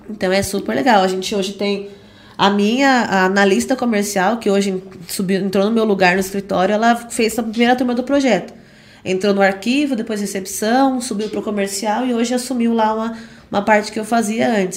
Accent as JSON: {"language": "Portuguese", "town": "Indaiatuba", "region": "São Paulo", "country": "Brazil", "tie": "born or raised there", "said": "Nascida e criada em Dayatuba, desde 94"}